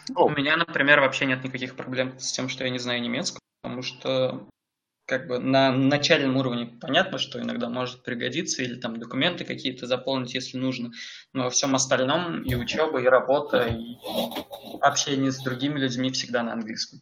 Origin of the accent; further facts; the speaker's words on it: Samara, Samara Oblast, Russia; moved away as an adult; also born or lived in Moscow, Russia; now in Munich, Germany; я приехал из России. Э, я вообще из Самары